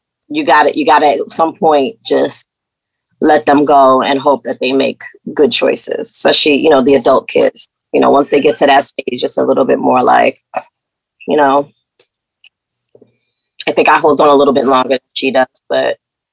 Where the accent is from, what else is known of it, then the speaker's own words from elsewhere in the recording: South Carolina, United States; raised in the low country of South Carolina.